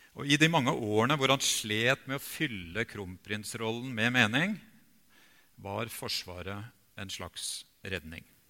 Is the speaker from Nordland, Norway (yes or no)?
yes; Bjerkvik, Nordland, Norway; moved away; jeg hadde fire år av barndommen i Bjerkvik